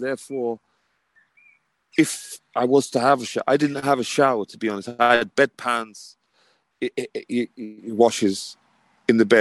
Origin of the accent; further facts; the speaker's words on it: London, United Kingdom; moved away as an adult; now in north of England, United Kingdom; I'm originally from London. Now I'm in the north of England.